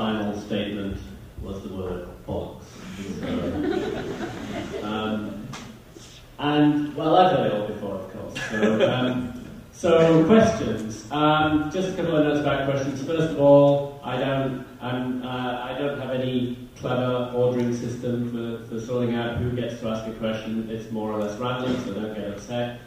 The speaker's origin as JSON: {"language": "English", "region": "Yorkshire and the Humber", "country": "United Kingdom", "said": "I'm from Yorkshire"}